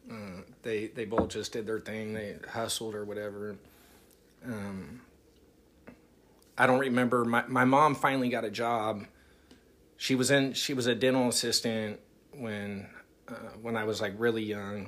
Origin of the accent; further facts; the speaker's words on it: Rodeo, California, United States; growing up in Rodeo